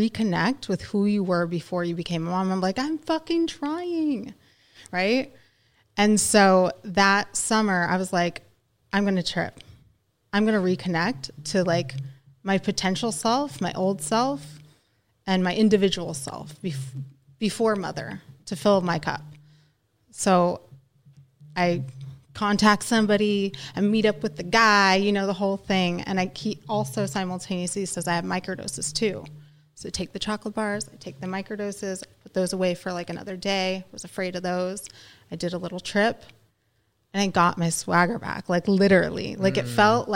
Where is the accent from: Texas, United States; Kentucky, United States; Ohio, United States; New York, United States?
Ohio, United States; also born or lived in California; I'm from California, but I went to high school in Ohio